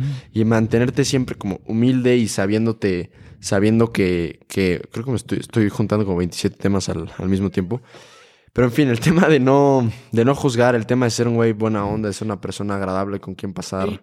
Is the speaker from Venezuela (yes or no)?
no; Uruapan, Michoacán, Mexico; yo soy de Uruapan, Michoacán